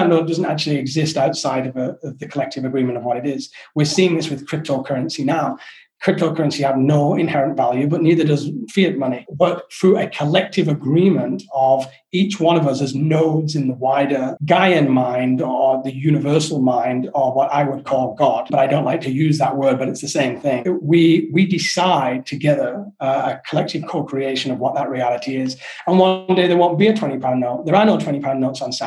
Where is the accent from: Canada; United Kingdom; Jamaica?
United Kingdom; England; moved away; I'm not English. When I left England, I was very English